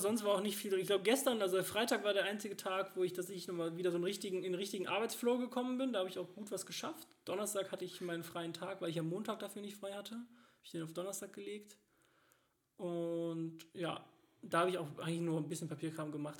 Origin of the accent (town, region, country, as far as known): Cologne, North Rhine-Westphalia, Germany